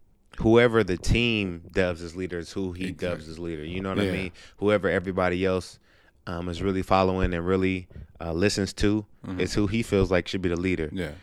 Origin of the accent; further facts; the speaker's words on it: Inglewood, California, United States; also born or lived in Palmdale; I grew up in Inglewood, California. Then I moved to Palmdale, California, for like my last year of middle school and in high school.